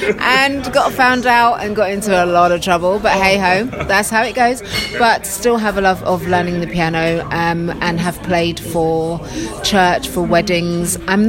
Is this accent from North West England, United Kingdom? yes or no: no; London, United Kingdom; I grew up in Queen's Park initially and then moved to Northwest London in Harrow.